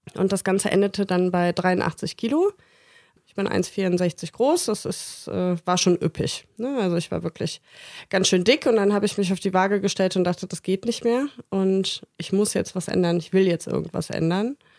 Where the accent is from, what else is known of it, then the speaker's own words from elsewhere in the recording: Bergisch Gladbach, North Rhine-Westphalia, Germany; moved away; ich komme aus Bergisch Gladbach und das ist quasi um die Ecke.